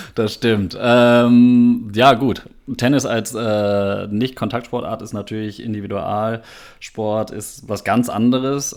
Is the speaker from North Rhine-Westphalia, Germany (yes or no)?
yes; Minden, North Rhine-Westphalia, Germany; moved away as an adult; also born or lived in Oldenburg; now in Münster, Germany; gebürtig aus Oldenburg, bin dann aber in Minden aufgewachsen